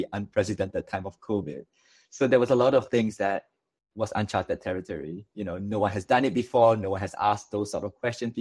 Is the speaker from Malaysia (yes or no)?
yes; Malaysia; now in Singapore; I'm actually from Malaysia